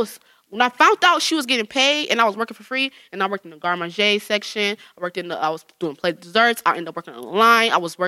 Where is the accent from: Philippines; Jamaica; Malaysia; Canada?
Jamaica; Like, I'm Jamaican.